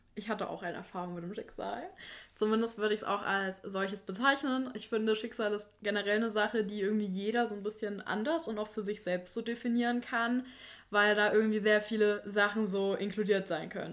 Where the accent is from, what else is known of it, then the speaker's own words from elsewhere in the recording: Thuringia, Germany; bei uns in Thüringen